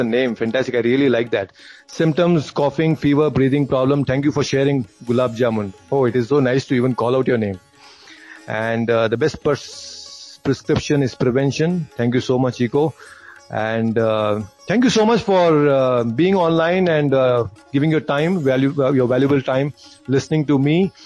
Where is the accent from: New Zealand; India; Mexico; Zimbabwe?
India; Bangalore, Karnataka; I'm from Bangalore